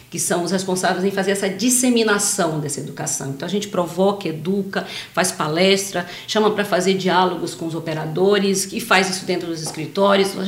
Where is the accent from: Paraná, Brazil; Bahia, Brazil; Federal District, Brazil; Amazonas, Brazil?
Bahia, Brazil; Salvador; moved away as an adult; Eu sou de Salvador. em 2011 eu vim para cá trabalhar numa petroquímica